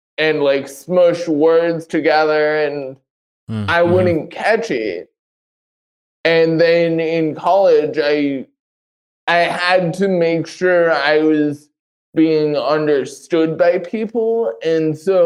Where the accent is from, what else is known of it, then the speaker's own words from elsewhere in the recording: Los Angeles, California, United States; moved away as an adult; also born or lived in Panorama City, California; now in Billings, United States; I was born in Panorama City, California, the Los Angeles area, the northern Los Angeles area called the Valley. I grew up in a city called Reseda. I lived there until I came out here for college